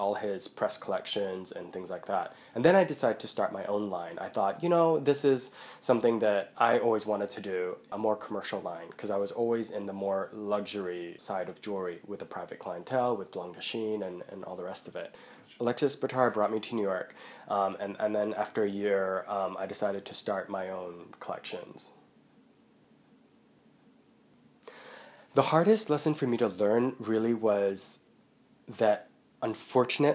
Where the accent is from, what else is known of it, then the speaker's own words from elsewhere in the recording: Hong Kong; moved away; also born or lived in Buckinghamshire, England; I'm from Hong Kong